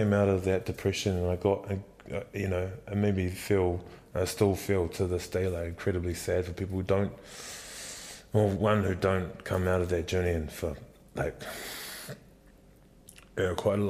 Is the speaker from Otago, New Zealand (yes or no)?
yes; Dunedin, Otago, New Zealand; now in Wellington, New Zealand; I grew up in Dunedin